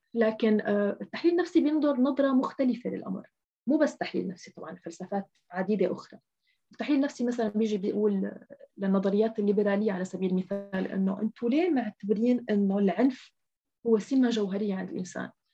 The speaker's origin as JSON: {"language": "Arabic", "country": "Syria", "said": "نحن حتى كسوريين نحن اليوم مثلا أنا كسورية"}